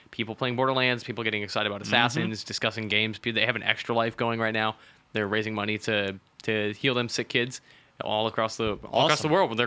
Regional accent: Calgary, Alberta, Canada; that's my hometown

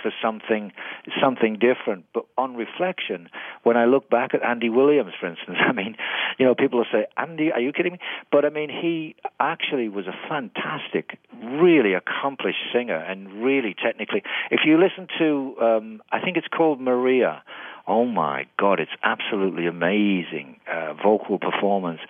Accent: Middlesbrough, North East England, United Kingdom; moved away as an adult; also born or lived in United States; now in Vancouver, Canada; I started out in bands in my hometown in Middlesbrough

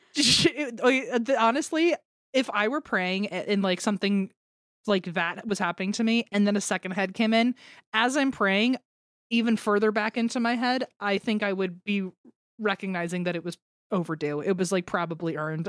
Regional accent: United States; I grew up in the American education system

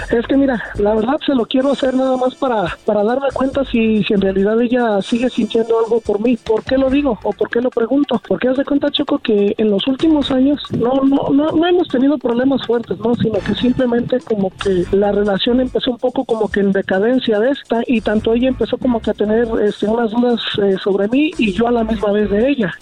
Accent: Tzintzuntzan, Michoacán, Mexico; yo soy mero de ahí de Michoacán. De hecho, yo soy nacido en un pueblito que, se llama Sinzunzal

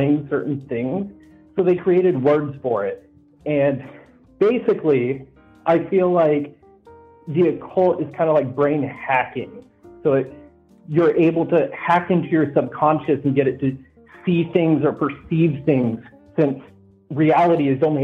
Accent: Texas, United States; I grew up in Texas in literally a trailer park

